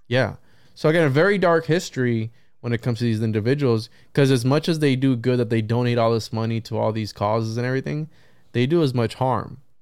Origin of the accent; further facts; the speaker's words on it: Puerto Rico; I'm from Puerto Rico